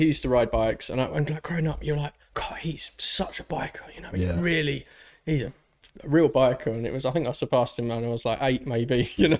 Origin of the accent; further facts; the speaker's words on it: London, United Kingdom; growing up in North London